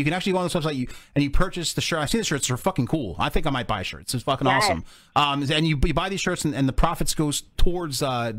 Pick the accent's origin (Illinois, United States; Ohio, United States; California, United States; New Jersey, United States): New Jersey, United States; That's the Jersey way.